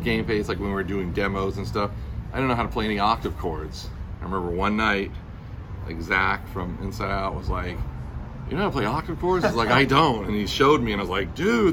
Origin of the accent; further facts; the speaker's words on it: Irvine, California, United States; moved away as an adult; also born or lived in Los Angeles; growing up in Irvine